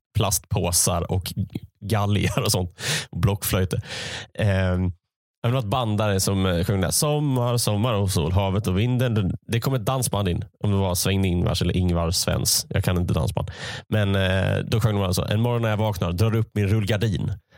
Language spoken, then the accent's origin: Swedish; Malmö, Skåne, Sweden; moved away as an adult; now in Gothenburg, Sweden; Jag är uppvuxen i Malmö